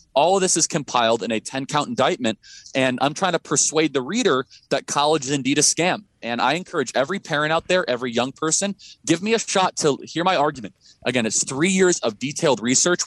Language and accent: English; Illinois, United States; now in Scottsdale, United States; I grew up in Illinois